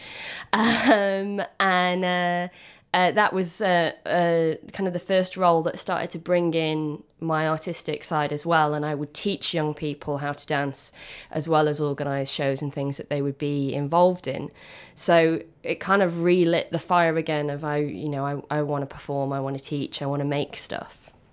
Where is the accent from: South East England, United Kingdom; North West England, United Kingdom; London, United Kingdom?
North West England, United Kingdom; Manchester; my journey began back home in Manchester. I'm from South Manchester